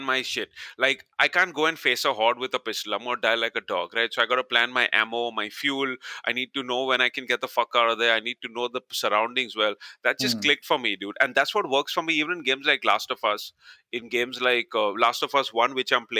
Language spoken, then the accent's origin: English; India; I, being an Indian